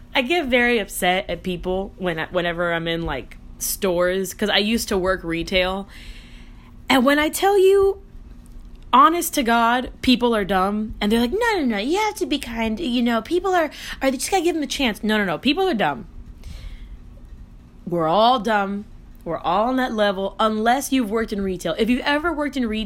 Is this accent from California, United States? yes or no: no; Miami, Florida, United States; I'm from Florida.